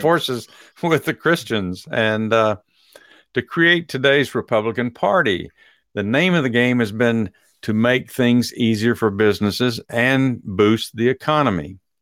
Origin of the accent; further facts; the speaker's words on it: Dallas, Texas, United States; I am from South Oak Cliff